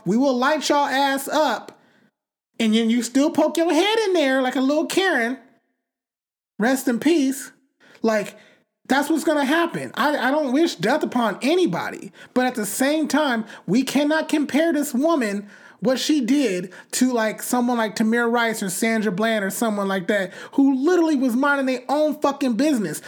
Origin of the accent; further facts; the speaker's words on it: Bakersfield, California, United States; I grew up in Bakersfield